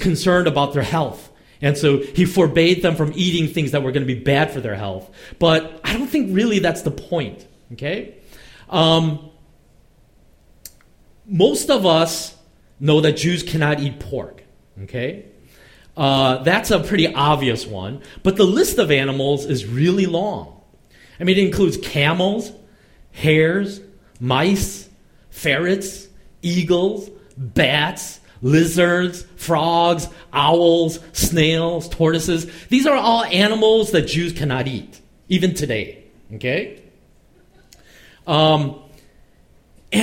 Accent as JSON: {"language": "English", "country": "United States", "tie": "born or raised there", "said": "I grew up in America"}